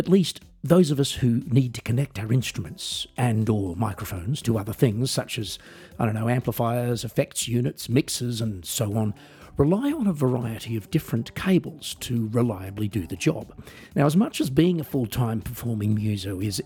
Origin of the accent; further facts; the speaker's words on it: Australia; moved away; I am an Australian musician, singer-songwriter, comedian, and coffee enthusiast, and I also work as a piano entertainer in Europe